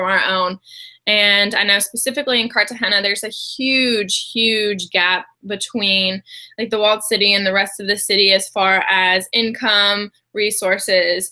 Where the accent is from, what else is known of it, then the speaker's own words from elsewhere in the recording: Kentucky, United States; also born or lived in Alaska; I was born in Alaska, but moved to Kentucky when I was young, so I grew up in Kentucky